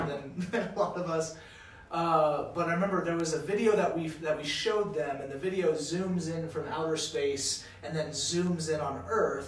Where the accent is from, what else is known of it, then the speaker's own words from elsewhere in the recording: Louisiana, United States; moved away; I grew up in Louisiana, and literally everyone was a Christian